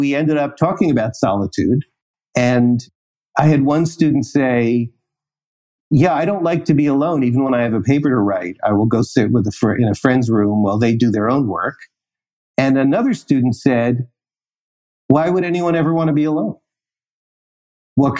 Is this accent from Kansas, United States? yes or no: no; New York City, New York, United States; moved away; I'm a New Yorker